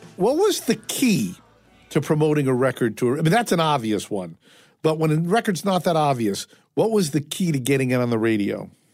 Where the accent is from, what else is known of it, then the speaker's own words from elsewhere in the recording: Fairfield, Connecticut, United States; I grew up, as I say, in Fairfield.